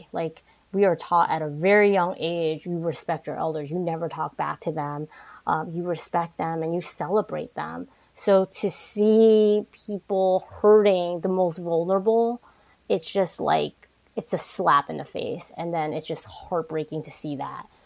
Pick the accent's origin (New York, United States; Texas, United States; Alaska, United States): New York, United States; And obviously, growing up in New York, you're exposed to all different types of people.